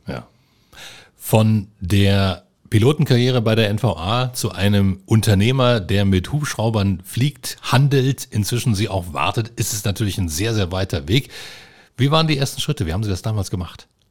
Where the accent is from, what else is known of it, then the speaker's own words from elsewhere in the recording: Rostock, Mecklenburg-Vorpommern, Germany; also born or lived in Cottbus; now in Lausitz, Germany; ich bin eigentlich aus Rostock